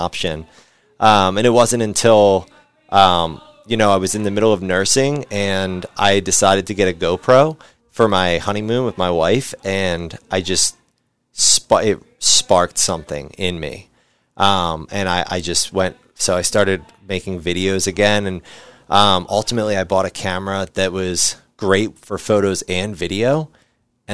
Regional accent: West Chester, Pennsylvania, United States; I grew up in Westchester, Pennsylvania

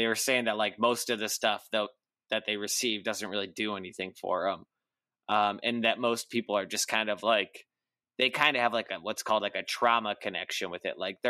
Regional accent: Midwest, United States; accent: Midwestern; my Midwestern accent

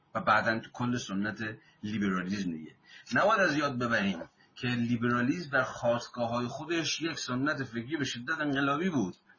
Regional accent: Iran

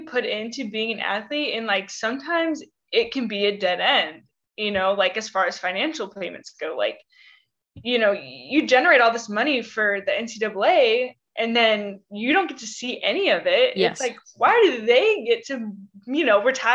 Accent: Arizona, United States; moved away; growing up in Arizona

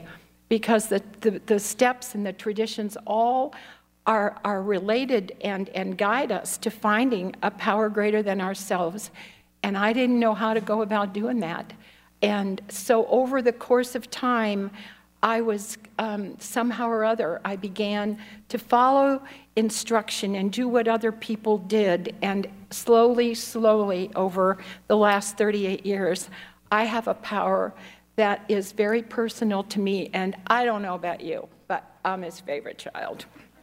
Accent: Chicago, Illinois, United States; born there; so I was born in Chicago, Illinois, in an alcoholic home.

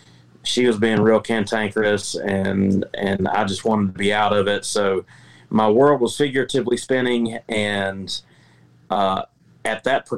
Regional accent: the Carolinas, United States; also born or lived in Memphis; I've been to St. Louis. I lived in Memphis for a little while. And I'm from the Carolinas, where we take our barbecue pretty seriously.

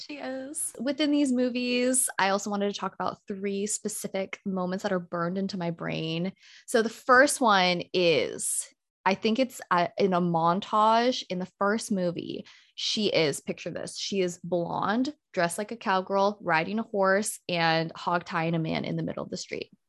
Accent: United States; I, as a Filipino American

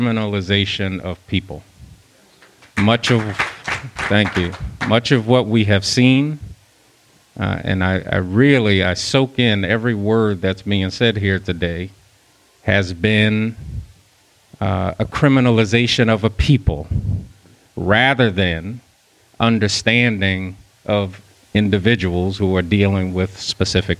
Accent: New Jersey, United States; growing up in New Jersey

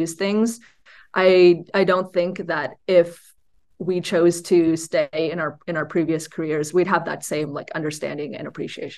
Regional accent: United States; Tracy and I were both born in the US. We were surrounded by American culture.

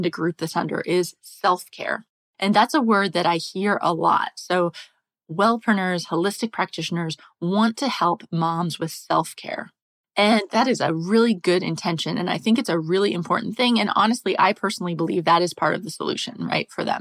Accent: United States; moved away as an adult; also born or lived in England / France; So I'm American. I grew up in the US

